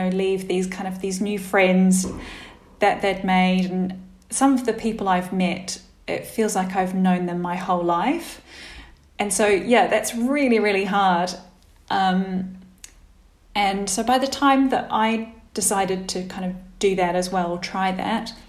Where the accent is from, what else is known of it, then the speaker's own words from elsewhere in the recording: Wellington, New Zealand; moved away as an adult; also born or lived in Christchurch, New Zealand; I didn't go back to my home city where I grew up, because kind of the friends who I knew there had all left, and my parents had moved away from Wellington as well